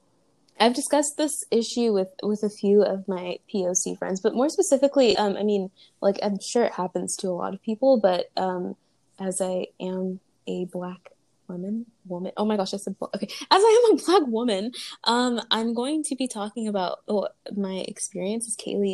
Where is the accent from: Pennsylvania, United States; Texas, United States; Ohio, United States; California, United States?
California, United States; Riverside; also born or lived in Los Angeles / Long Beach / Inland Empire; from ages 10 to 16, I lived in Riverside